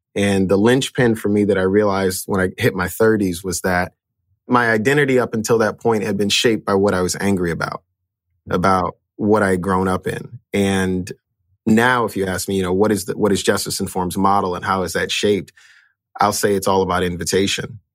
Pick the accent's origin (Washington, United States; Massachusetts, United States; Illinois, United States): Illinois, United States; Chicago; I grew up in, in a area called K-Town